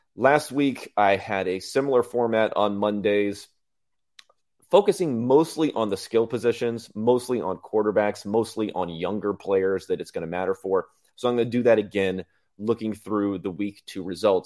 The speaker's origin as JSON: {"language": "English", "region": "Southern California", "country": "United States", "tie": "born or raised there", "said": "I grew up in California, grew up in Southern California"}